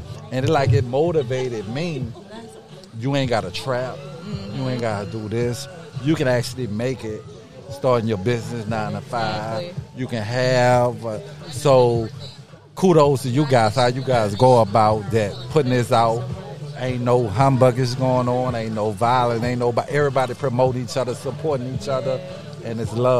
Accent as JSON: {"language": "English", "town": "New Orleans", "region": "Louisiana", "country": "United States", "moved": "yes", "lives_now": "Washington, D.C., United States", "said": "I'm from New Orleans."}